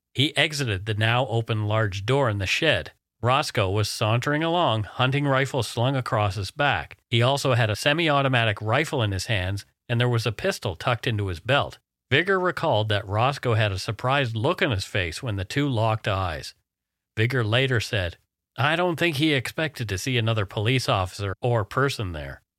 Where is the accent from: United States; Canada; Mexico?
Canada; We are ordinary Canadian schmucks